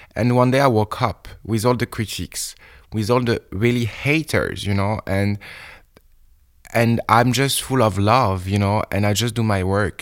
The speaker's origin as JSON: {"language": "English", "town": "Bordeaux", "region": "Nouvelle-Aquitaine", "country": "France", "tie": "born or raised there", "second_language": "English", "moved": "yes", "said": "in my bedroom in Bordeaux"}